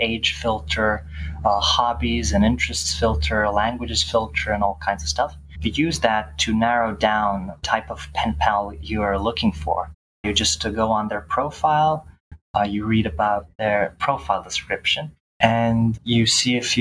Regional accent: Bar, Montenegro; now in Belgrade, Serbia; I'm from Belgrade, Serbia. That's where I live currently, but I'm originally from Bar, Montenegro.

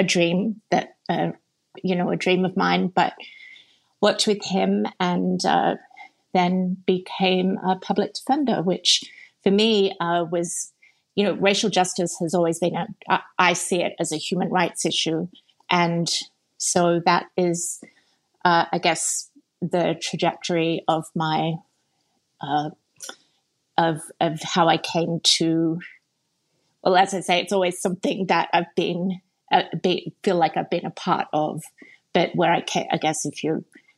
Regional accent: Sydney, New South Wales, Australia; accent: Australian; moved away as an adult; I grew up in a very multicultural, multiracial part of Sydney

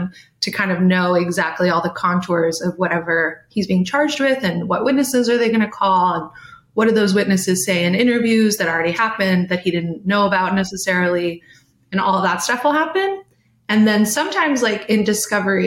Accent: California, United States; I'm from California

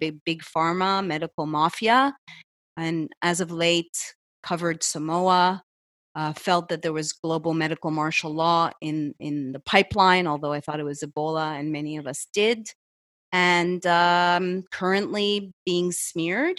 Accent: Montreal, Quebec, Canada; moved away as an adult; also born or lived in Los Angeles, United States; I'm from Montreal originally

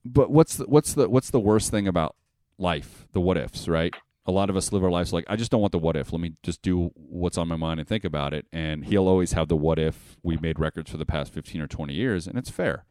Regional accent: Las Vegas, Nevada, United States; born and raised in Las Vegas

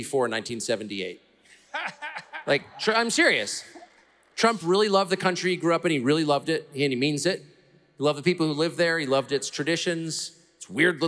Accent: United States; to be an American

